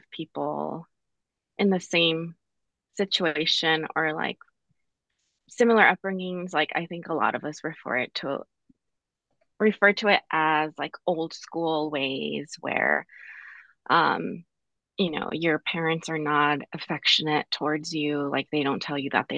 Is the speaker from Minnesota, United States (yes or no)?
no; Pomona, California, United States; I was born in Pomona, California, born and raised in 1991